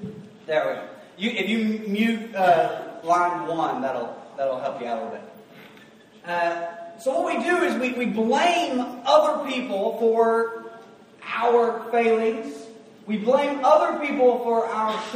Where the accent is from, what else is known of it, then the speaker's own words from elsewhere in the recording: the South, United States; we're from the South, so we say Baal